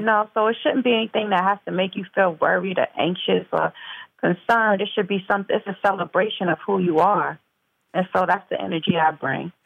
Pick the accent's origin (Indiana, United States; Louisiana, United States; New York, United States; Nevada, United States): New York, United States; Mount Vernon; I'm from Mount Vernon, New York originally, which is uh, Westchester County, the suburbs, and um, um, born and raised